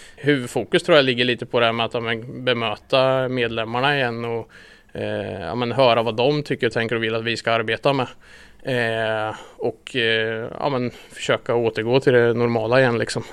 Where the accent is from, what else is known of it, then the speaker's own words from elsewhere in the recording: Linköping, Östergötland, Sweden; Vi flyttade hit när jag var sex år var jag väl när jag flyttade hit